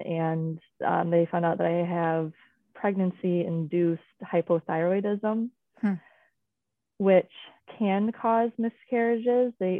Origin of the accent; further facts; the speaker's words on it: Michigan, United States; I was born and raised here in Michigan